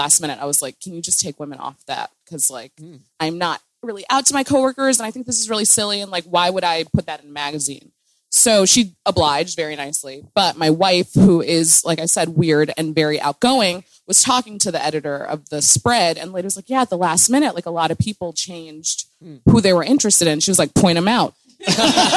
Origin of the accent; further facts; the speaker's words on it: Midwest, United States; I'm from the Midwest